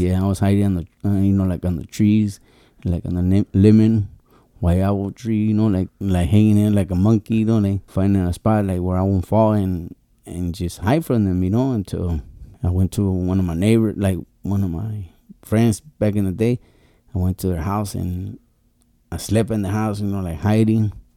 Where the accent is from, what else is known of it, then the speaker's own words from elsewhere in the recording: Nayarit, Mexico; now in Tijuana, Mexico; I was born in Nayarit